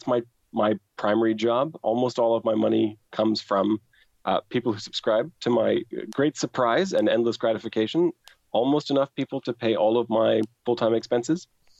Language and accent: English; Halifax, Nova Scotia, Canada; I'm from Halifax